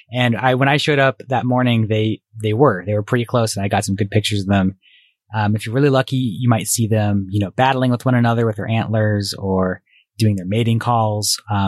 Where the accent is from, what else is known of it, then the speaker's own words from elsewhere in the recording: East Coast, United States; And, I grew up partly in the East Coast, so I feel like I'm a little bit of an Italian food snob, just a little bit.